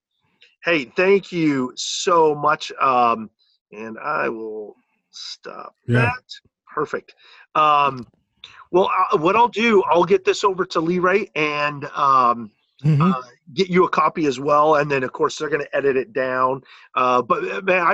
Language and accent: English; San Diego, California, United States; Southern California, I grew up in San Diego.